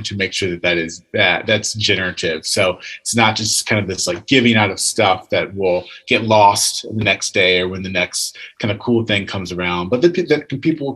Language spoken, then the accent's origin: English; Virginia, United States; I grew up in Virginia